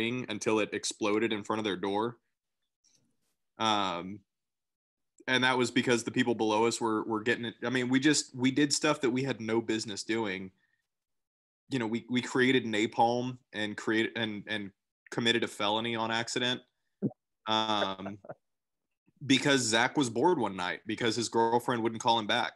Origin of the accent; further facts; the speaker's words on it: College Station, Texas, United States; also born or lived in Belton, Texas; I grew up in College Station where everybody has a million things